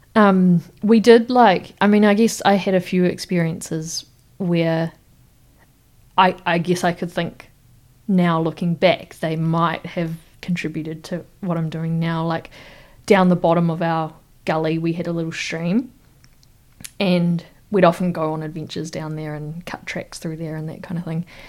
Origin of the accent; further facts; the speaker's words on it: Wellington, New Zealand; I grew up in Wellington, Te Whanganui Atara